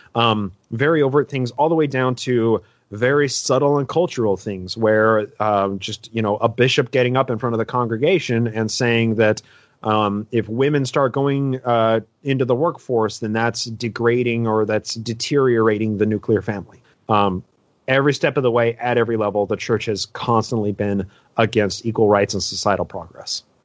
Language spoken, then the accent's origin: English; Utah, United States; I was born in Utah